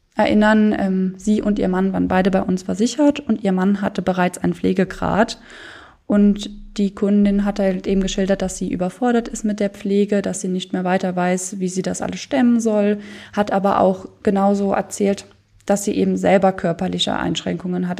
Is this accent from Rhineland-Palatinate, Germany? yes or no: yes; Löf, Rhineland-Palatinate, Germany; now in Koblenz, Germany; ich mache seit 2019 ein Ehrenamt als Weinkönigin in meinem Heimatdorf, das ist Löw